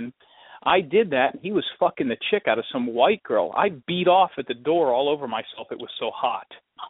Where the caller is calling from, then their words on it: Clearwater Beach, Florida, United States; I'm calling from Clearwater Beach, Florida.